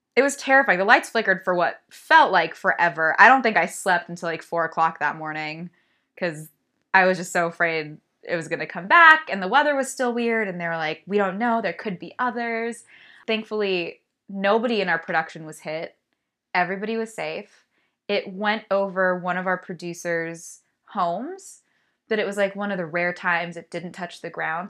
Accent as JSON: {"language": "English", "region": "California", "country": "United States", "tie": "born or raised there", "said": "I'm from California, born and raised"}